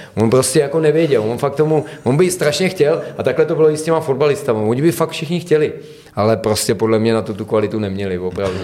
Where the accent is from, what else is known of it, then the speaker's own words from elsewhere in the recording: a small village in the Pardubice area, Pardubice Region, Czechia; Já jako Čech z nějaký malý vesnice, která má čtyřista lidí tady někde na Pardubicku